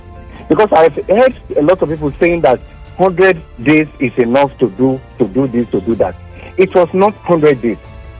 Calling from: Kurudu, Federal Capital Territory, Nigeria; I'm calling from Kurudu right now.

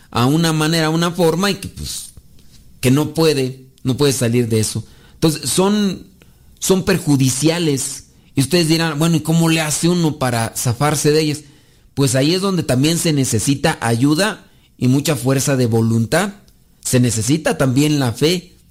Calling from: Texas, United States; acá de Hueco, Texas.

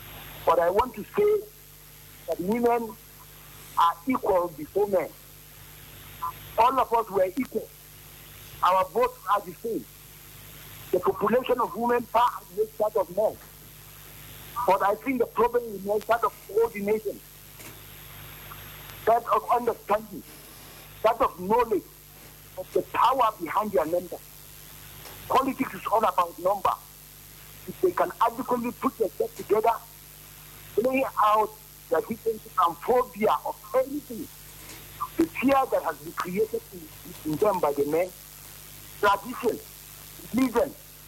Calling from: Jos, Plateau, Nigeria; Good morning. … from Jos.

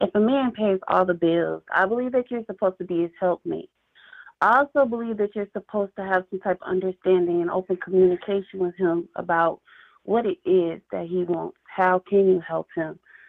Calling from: Columbia, Missouri, United States; I'm calling from Columbia, Missouri.

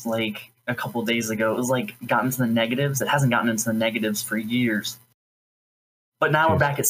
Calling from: St. Louis, Missouri, United States; I'm calling from St. Louis, Missouri.

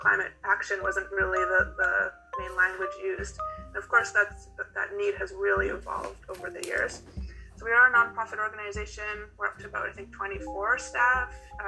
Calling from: New Westminster, British Columbia, Canada; I'm joining you from New Westminster.

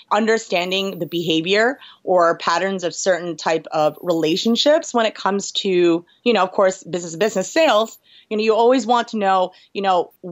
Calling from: New York, United States; New York, New York.

